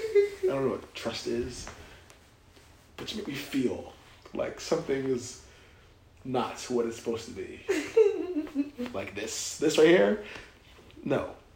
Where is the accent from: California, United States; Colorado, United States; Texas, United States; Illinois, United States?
California, United States; I'm from California. Maybe I am from California.